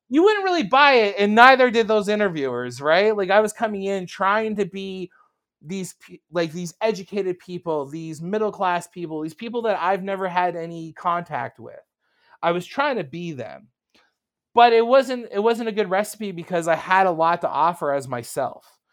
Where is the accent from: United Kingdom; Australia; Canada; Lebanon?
Canada; I'm from Canada.